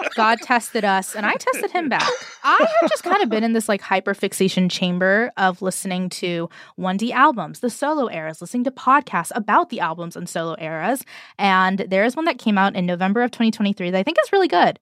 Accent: United States; I'm American

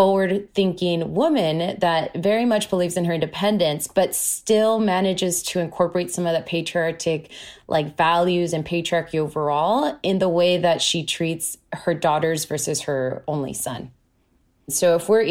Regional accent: San Diego, California, United States; moved away as an adult; now in Los Angeles, United States; I currently live in Los Angeles, but I'm originally from San Diego, California. And I grew up

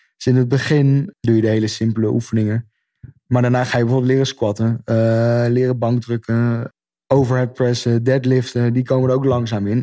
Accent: Netherlands; als Nederlander

